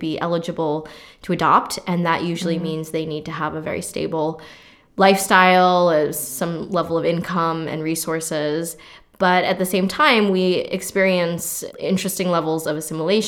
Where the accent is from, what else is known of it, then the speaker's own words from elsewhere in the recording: United States; also born or lived in Gyeongsangbuk-do, South Korea; I arrived to the US when I was 3 months old